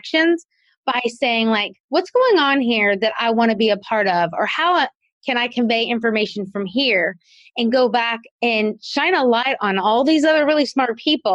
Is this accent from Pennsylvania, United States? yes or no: no; South Carolina, United States; moved away as an adult; also born or lived in Kentucky; we moved to my hometown of South Carolina